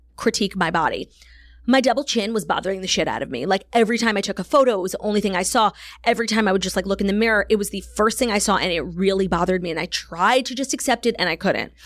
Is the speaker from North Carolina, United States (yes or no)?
no; New York City, New York, United States; growing up in New York